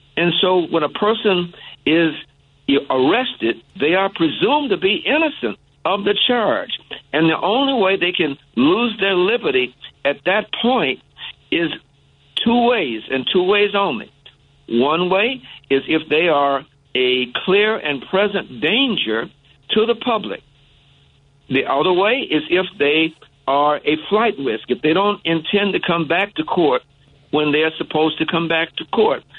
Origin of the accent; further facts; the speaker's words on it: Chicago, Illinois, United States; also born or lived in Hot Springs, Arkansas; I actually grew up in uh, Chatham. I was born in Hot Springs, Arkansas, but I moved here early on, so I went to high school uh, on the south side at Hirsch High School, and I grew up in Chatham